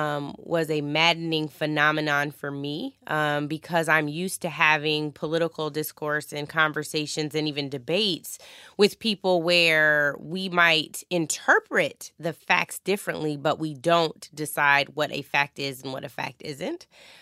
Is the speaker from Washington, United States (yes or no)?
yes; Washington, United States; I have it on right now that says 206. That is the wonderful area code for my hometown, and I feel so, so blessed to have been to have grown up there